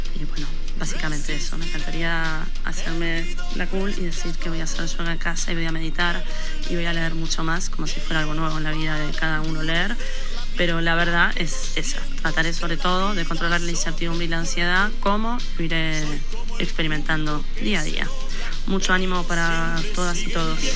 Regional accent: Argentina; moved away as an adult; now in Madrid, Spain; Vivo en Madrid hace 13 años, soy argentina

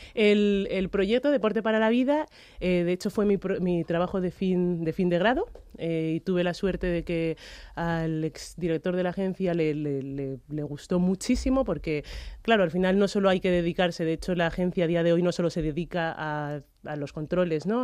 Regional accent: Spain; he, nacido y me he criado en España

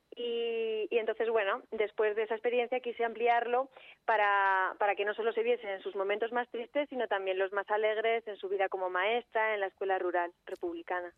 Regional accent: Segovia, Castile and León, Spain; yo soy de Segovia

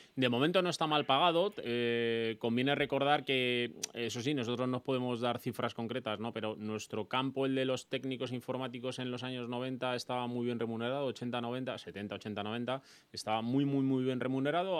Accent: Madrid, Community of Madrid, Spain; yo también soy madrileño, soy de la Leti

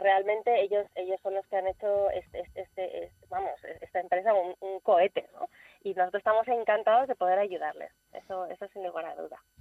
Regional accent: Spain; nuestro propio país

